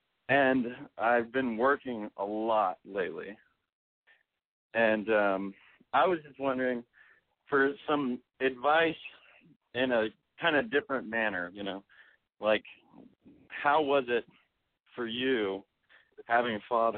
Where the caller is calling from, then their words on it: Austin, Texas, United States; I'm 25, and I'm calling from Austin, Texas.